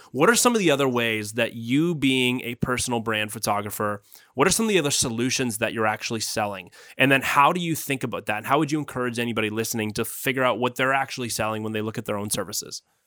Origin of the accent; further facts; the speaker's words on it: Guelph, Ontario, Canada; I grew up in Guelph